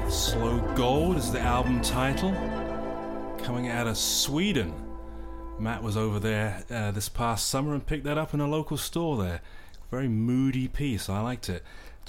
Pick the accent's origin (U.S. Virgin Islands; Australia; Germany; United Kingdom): United Kingdom; England; now in United States; being English, living in America